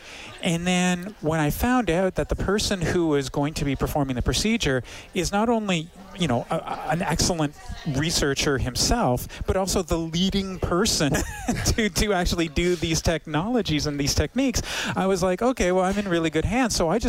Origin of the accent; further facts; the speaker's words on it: Toronto, Ontario, Canada; now in Edmonton, Canada; I come from Toronto.